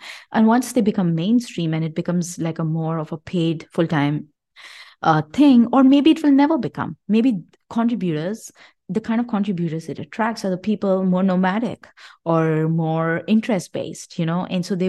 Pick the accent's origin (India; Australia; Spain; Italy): India; I mean, I come from India, and I know democracy doesn't work in India.